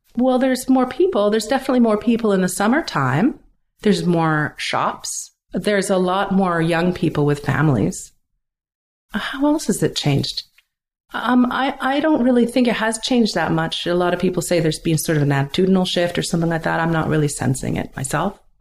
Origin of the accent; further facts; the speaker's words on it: Vancouver, British Columbia, Canada; now in Pender Island, Canada; When I was growing up in Vancouver